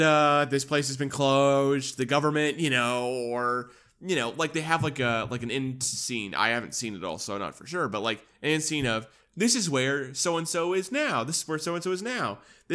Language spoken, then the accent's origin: English; Oklahoma City, Oklahoma, United States; moved away; I'm from Oklahoma City, Oklahoma. I am not from Tiger King, Oklahoma.